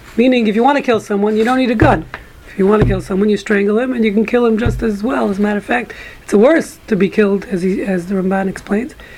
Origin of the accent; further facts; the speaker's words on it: New York City, New York, United States; growing up in Brooklyn